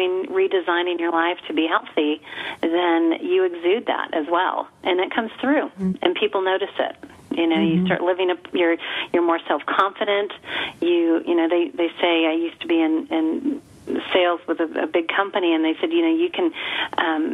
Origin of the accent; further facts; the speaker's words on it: El Paso, Texas, United States; We're from El Paso.